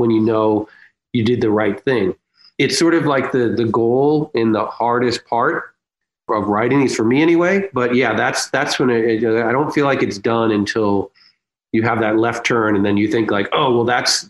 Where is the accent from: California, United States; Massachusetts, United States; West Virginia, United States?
Massachusetts, United States; Boston; accent: Boston; moved away; my Boston roots and bring back my Boston accent